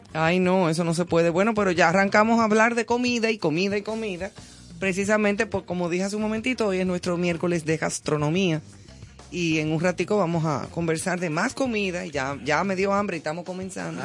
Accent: Dominican Republic; also born or lived in Madrid, Spain

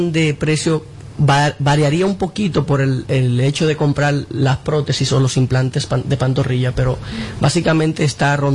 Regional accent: Dominican Republic; also born or lived in Mexico; a veces se nos pega un poquito el acento, pero soy puramente dominicano.

